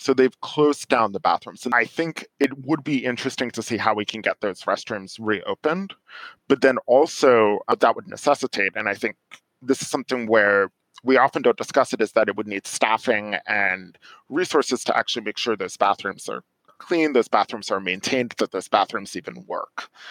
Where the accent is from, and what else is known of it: New York, United States; moved away as an adult; now in Silver Spring, United States